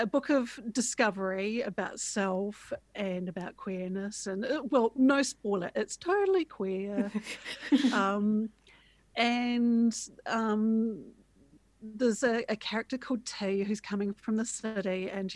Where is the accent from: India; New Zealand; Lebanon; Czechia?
New Zealand; Christchurch, Canterbury; I'm an author from Christchurch